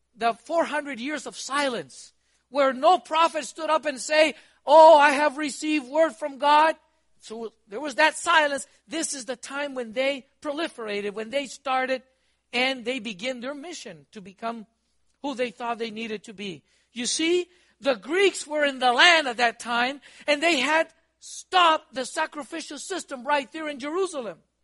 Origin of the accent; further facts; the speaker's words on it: Costa Rica; also born or lived in Honduras / Guatemala; now in United States; I'm from Costa Rica